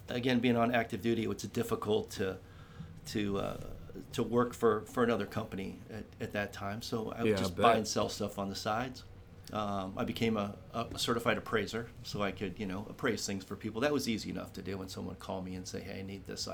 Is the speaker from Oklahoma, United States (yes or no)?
no; Ohio, United States; moved away as an adult; also born or lived in Jacksonville, North Carolina; I grew up in Ohio